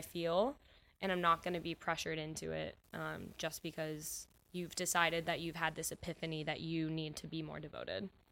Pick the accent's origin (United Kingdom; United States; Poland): United States; Cincinnati, Ohio; moved away as an adult; also born or lived in Indiana; now in Chicago, United States; I am from Cincinnati, and I, um, went to school there